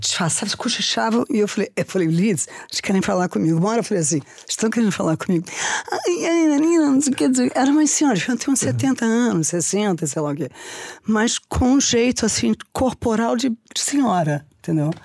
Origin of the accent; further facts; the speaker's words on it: Rio de Janeiro, Brazil; now in São Paulo, Brazil; eu nasci no Rio, então eu jogava vôlei frente à praia